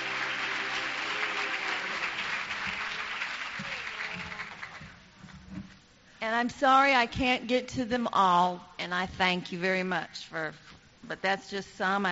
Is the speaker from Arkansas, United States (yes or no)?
yes; Arkansas, United States; We're from Arkansas